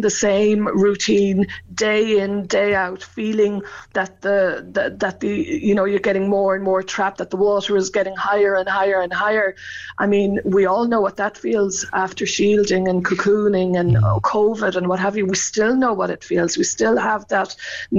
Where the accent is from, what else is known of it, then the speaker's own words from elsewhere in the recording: Cork, Munster, Ireland; moved away; I come from Arhila, but my mum was from Bear and dad from Coolay, so I know that part of the country very well